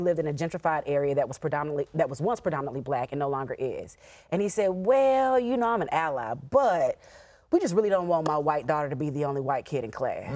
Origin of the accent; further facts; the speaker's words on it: Nashville, Tennessee, United States; I grew up in North Nashville.